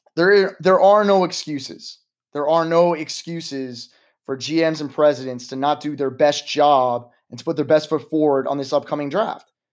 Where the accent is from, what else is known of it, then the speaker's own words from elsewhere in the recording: United States; as an American society